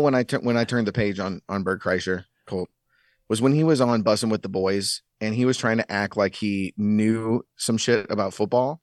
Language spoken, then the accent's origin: English; St. Louis, Missouri, United States; we grew up in Saint Louis, you, you don't have an N B A team.